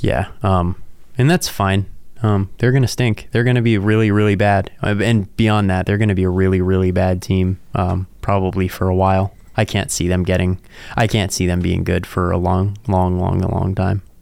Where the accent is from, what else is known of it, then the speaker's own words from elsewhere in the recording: East Coast, United States; now in South Dakota, United States; I'm from the East Coast